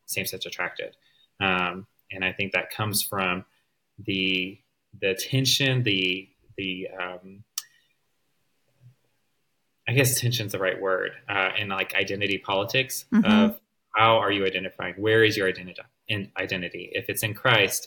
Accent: the South, United States; growing up in the South

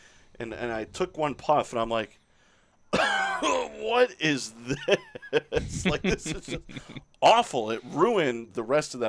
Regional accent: Orlando, Florida, United States; I grew up in Orlando

